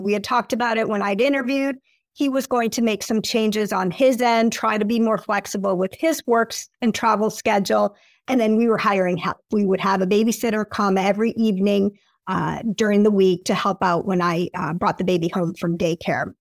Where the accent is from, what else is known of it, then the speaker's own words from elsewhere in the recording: Appleton, Wisconsin, United States; moved away as an adult; also born or lived in Michigan / New York / Washington, D.C.; I grew up in Appleton, Wisconsin. The accent comes out when I say Wisconsin